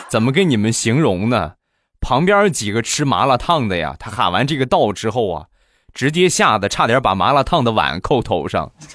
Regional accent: Rizhao, Shandong, China; 我们家乡的特产日照绿茶

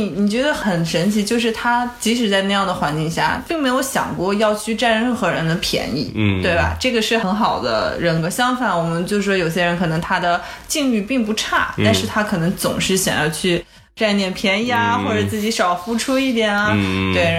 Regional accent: China; 对非常多的，然后我感觉也对我们就是中国人造成了一定的压

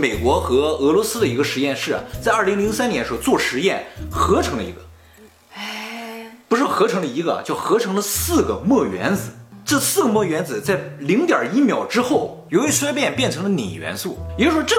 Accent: Dalian, Liaoning, China; 同样是理工啊，人家是麻省的，我是辽宁省的，我是大连的，差距还是很大的

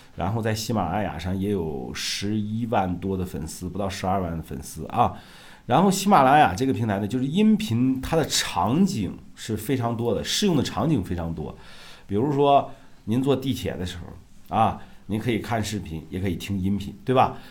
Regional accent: Shandong, China; moved away; 我老家山东的农村的啊

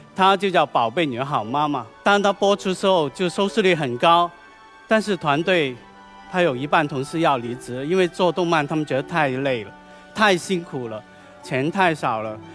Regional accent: China; 咱们中国

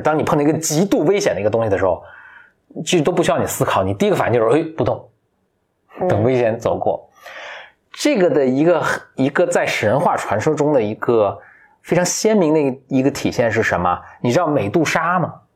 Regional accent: China; 我们中国人看了就是一点不觉得奇怪

